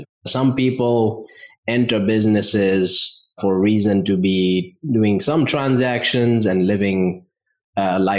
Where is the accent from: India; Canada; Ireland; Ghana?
India; moved away as an adult; now in United States; I grew up in India, family of business owners.